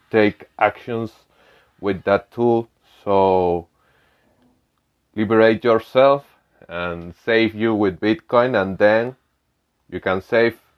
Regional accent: Venezuela; I'm from Venezuela.

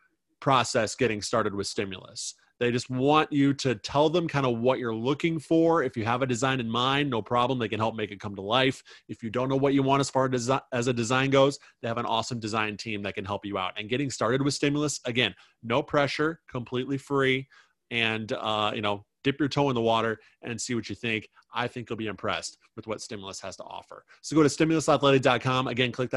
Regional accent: Illinois, United States; now in Woodbury, United States; I'm from Illinois. Went to school in the Chicagoland area where Portillo's is very, very big

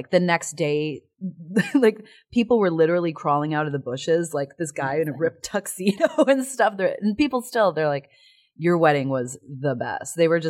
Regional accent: Illinois, United States; Outside of Chicago.

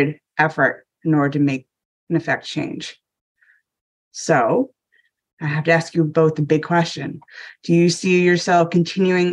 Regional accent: Maine, United States; now in Washington DC, United States; I'm a former Mainer, maybe a transplanter from Maine is my home state

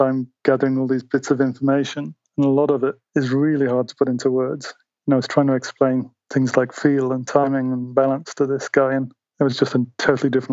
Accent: England, United Kingdom; moved away; I grew up in England, and there was a little farm behind the fence

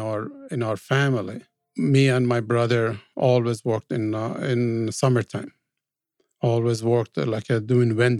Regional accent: Tehran, Tehran Province, Iran; moved away as an adult; also born or lived in Spain; now in United States; I was born in Iran, in Tehran, more specific, 1960, January 1st, 1960

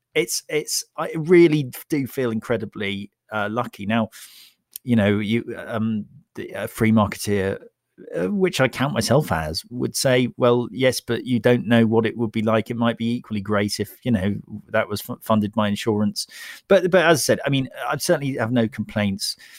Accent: United Kingdom; I'm British

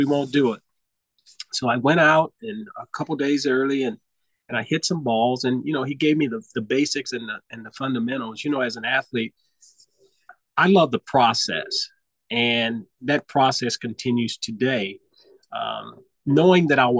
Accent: Los Angeles, California, United States; I grew up in South Central Los Angeles

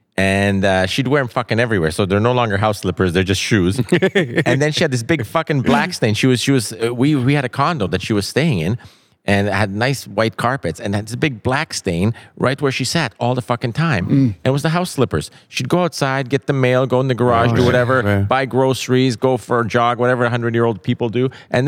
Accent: Canada; I'm Canadian.

